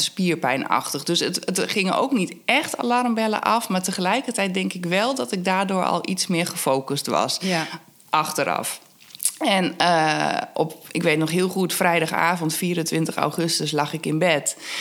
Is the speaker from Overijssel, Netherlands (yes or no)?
yes; Twente, Overijssel, Netherlands; moved away; Ik kom uit Twente